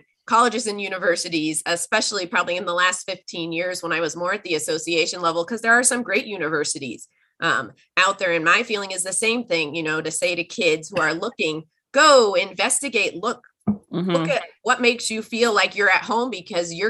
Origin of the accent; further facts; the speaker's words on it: outside the San Francisco Bay Area, California, United States; I grew up outside of the San Francisco Bay Area.